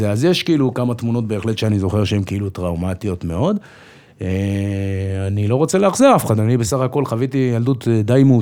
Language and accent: Hebrew; Jerusalem, Jerusalem District, Israel; also born or lived in Safed; אז נולדתי בצפת, מאוד מהר עברנו לירושלים, גדלתי בירושלים קצת, ברמות